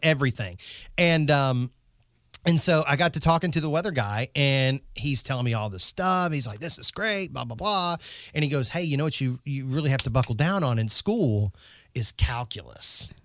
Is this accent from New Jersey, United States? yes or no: no; North Carolina, United States; I'm from North Carolina